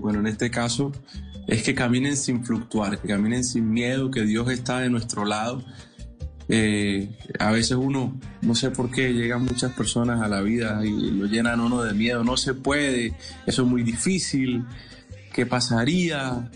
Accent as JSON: {"language": "Spanish", "region": "Colombian Pacific", "country": "Colombia", "said": "algo representativo de donde yo vengo, algo representativo del Pacífico"}